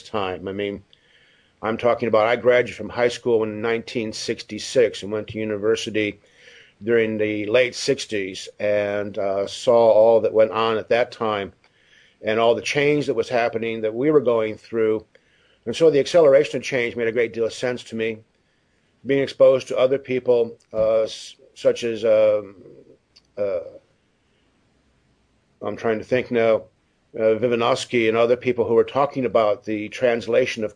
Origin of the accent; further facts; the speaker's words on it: the Midwest of the United States, United States; moved away as an adult; also born or lived in Boulder, Colorado; now in Australia; I grew up in the Midwest of the United States on a rural property, a farm